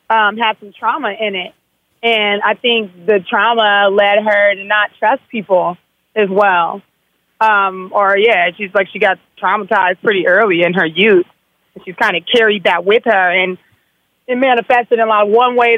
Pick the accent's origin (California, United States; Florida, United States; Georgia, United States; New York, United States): California, United States; Los Angeles; But like, I'm from South LA, my own self. I grew up in the Crenshaw area.